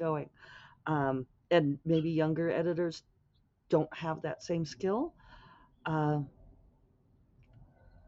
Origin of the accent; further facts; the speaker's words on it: the Western US, United States; Growing up in the Western US, my conversational pacing is slower